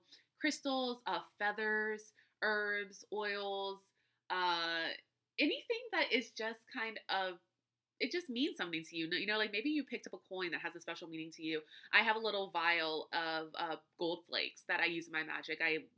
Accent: Louisiana, United States; All right, so I'm from Louisiana, right? And we have an abundance of Spanish moss. It's everywhere.

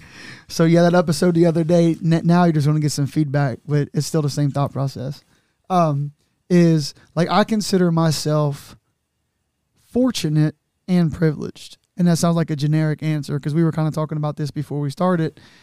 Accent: Newport, Kentucky, United States; I grew up in the West in a Newport on welfare

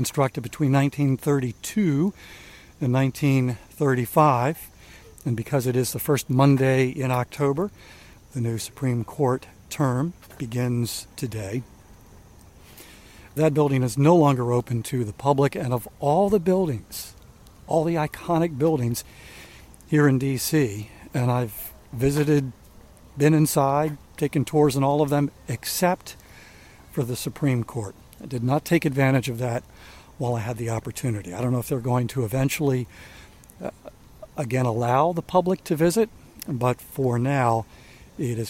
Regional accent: Maryland, United States; I grew up in Maryland, lived an hour away from D.C.

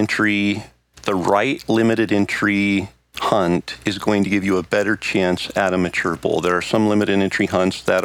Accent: Idaho, United States; my home state of Idaho.

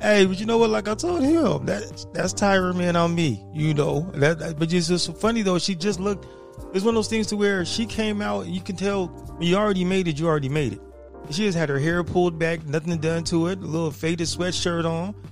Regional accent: San Diego, California, United States; born and raised in San Diego

